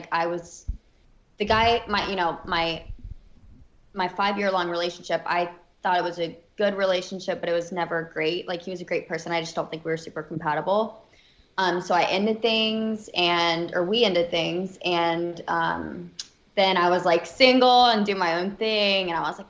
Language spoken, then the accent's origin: English; Alabama, United States; I'm from Alabama, so I was always just kind of like, you know, I'd only seen like the South really, and not done a bunch of traveling.